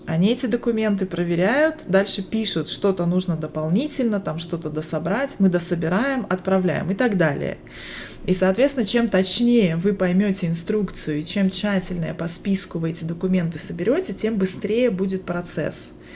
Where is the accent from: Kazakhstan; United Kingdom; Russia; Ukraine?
Russia; Barnaul, Altai Krai; now in Las Vegas, United States; Я родилась в Сибири, в городе Барнаул, а сейчас живу в Лас-Вегасе, штат Невада, и это моя вторая иммиграция